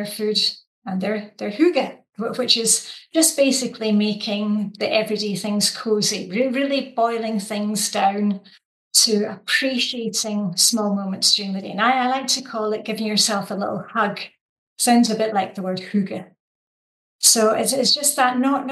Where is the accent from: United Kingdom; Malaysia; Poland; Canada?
United Kingdom; Scotland; moved away as an adult; now in Denmark; I'm actually not Danish. I'm Scottish. And I came to Denmark 22 years ago.